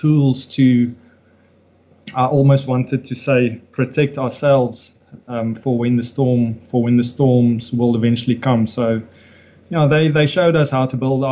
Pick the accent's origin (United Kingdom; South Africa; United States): South Africa; Nelspruit, Mpumalanga; We grew up in Nelspruit. We were very fortunate to have a wonderful childhood